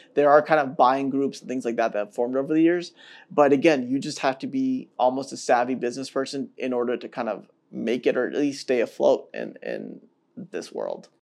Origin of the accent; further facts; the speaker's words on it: Atlanta, Georgia, United States; now in Chicago, United States; I grew up in Atlanta